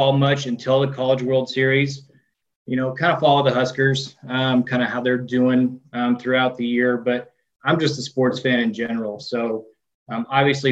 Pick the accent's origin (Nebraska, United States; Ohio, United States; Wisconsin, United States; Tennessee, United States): Nebraska, United States; now in Kearney, United States; I'm born and raised in Nebraska. I'm from about 2 hours north of Kearney